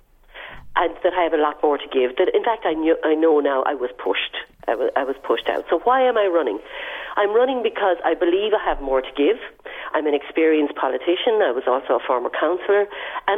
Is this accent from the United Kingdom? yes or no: no; Ireland; moved away as an adult; also born or lived in United States; I'm Irish fundamentally